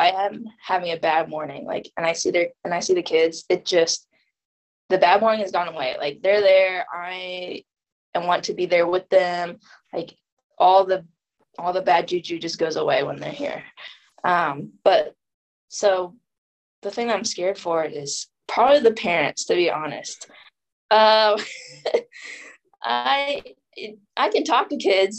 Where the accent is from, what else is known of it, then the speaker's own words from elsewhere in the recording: Missouri, United States; also born or lived in Jiangxi, China; I'm actually student teaching in my hometown, but not the same school I went to, but in my hometown